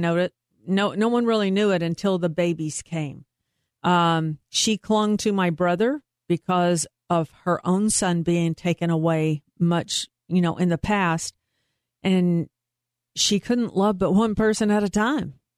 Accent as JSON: {"language": "English", "town": "Troy", "region": "Texas", "country": "United States", "tie": "born or raised there", "also_born_or_lived": "Waco, Texas / Carrollton, Texas", "said": "I went the first six years of my school life in Troy, Texas, which is in between Temple and Waco"}